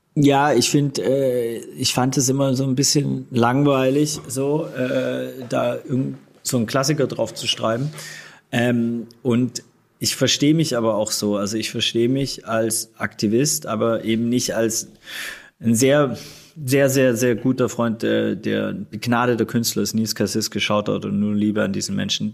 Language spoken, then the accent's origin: German; Swabia, Baden-Württemberg, Germany; moved away; also born or lived in Hamburg; wir sind, wie gesagt, alle zusammen aufgewachsen im Schwabenland